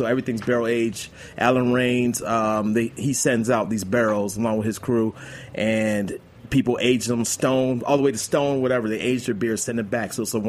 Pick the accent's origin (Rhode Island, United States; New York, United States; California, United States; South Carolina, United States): New York, United States; now in Atlanta, United States; I'm a Yankees fan. I mean, I was born in New York